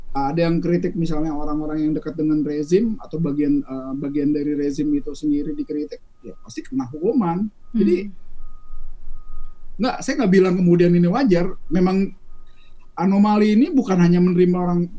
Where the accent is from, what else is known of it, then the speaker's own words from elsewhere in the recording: Papua, Indonesia; tapi jawabannya ya karena kita orang Papua